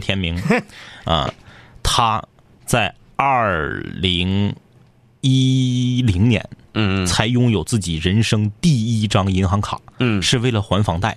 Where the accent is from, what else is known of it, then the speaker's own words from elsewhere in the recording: Northeast China, China; accent: Northeastern (Dongbei) dialect; 用我们东北话说